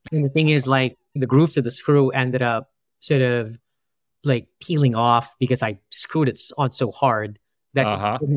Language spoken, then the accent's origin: English; New York, United States; And I was like, no, we're from New York, and you know, and we don't care about the pipes out there.